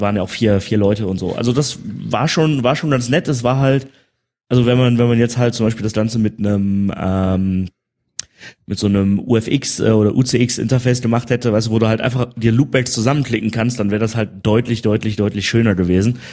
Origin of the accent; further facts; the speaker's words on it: Germany; hier als Deutscher